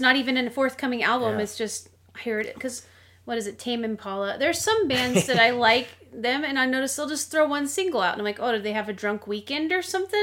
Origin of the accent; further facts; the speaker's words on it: United States; I'm American.